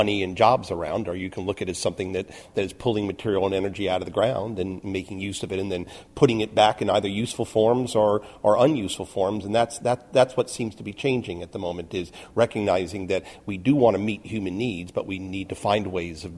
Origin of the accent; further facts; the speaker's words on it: United States; being American